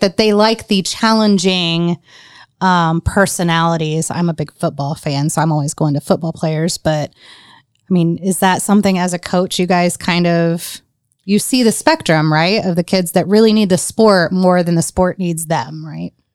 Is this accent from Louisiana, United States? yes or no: no; Indiana, United States; I was from Indiana